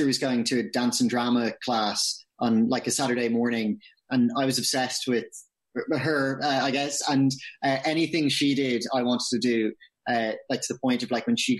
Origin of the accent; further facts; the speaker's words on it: Dublin, Leinster, Ireland; moved away as an adult; also born or lived in London; I grew up in Dublin. Yeah, right in the city center, pretty much